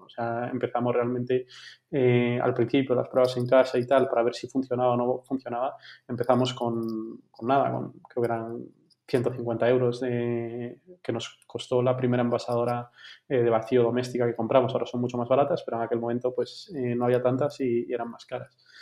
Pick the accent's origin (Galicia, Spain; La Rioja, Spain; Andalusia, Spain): Galicia, Spain; Vigo; moved away as an adult; now in Madrid, Spain; tengo 33 años, soy de Vigo